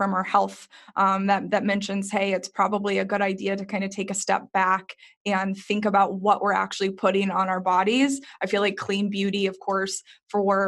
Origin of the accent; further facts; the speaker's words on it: Texas, United States; I grew up in Texas